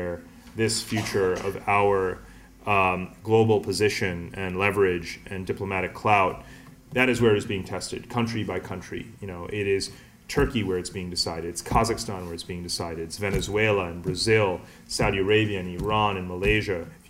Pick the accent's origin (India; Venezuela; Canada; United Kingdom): India; I'm Indian